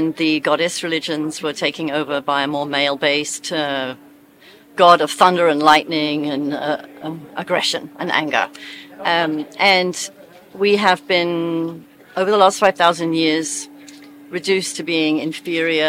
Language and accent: English; United Kingdom; also born or lived in South Africa / America; now in Oregon, United States; You can hear from my accent, I'm not from America, I'm British.